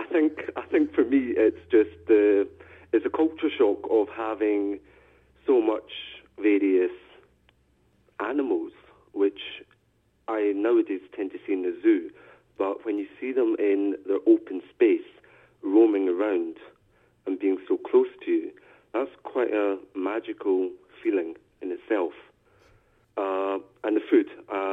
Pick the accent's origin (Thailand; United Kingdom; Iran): Thailand; also born or lived in Philippines; Well, I should say I'm originally from Thailand. I was adopted by a Dutch father and a Scottish mother. I spent quite a few years in the Philippines until 1992.